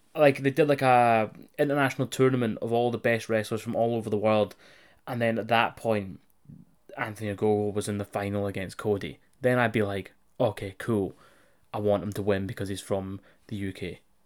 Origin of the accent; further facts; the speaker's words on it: United Kingdom; on this side of the pond